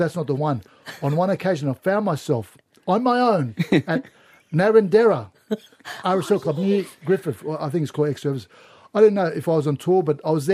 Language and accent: English; Turkey; now in Australia; I was born in Turkey.